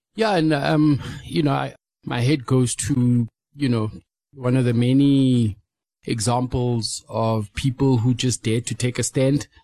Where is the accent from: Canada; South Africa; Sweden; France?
South Africa; growing up in South Africa, uh, you know, over the past two decades